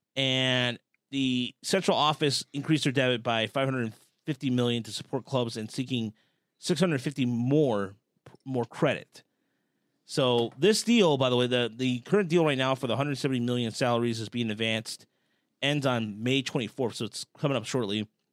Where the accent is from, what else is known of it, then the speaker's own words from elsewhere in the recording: Dearborn, Michigan, United States; hometown Dearborn